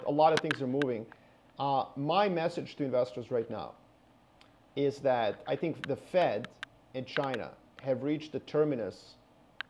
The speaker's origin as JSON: {"language": "English", "country": "Canada", "said": "I'm Canadian"}